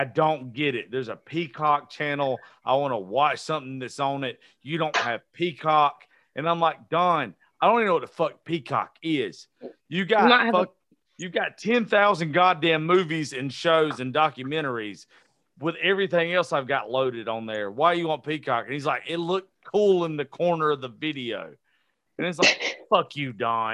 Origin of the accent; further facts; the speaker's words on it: Eastman, Georgia, United States; moved away as an adult; also born or lived in Macon, Georgia; Eastman's only 45 minutes away from Macon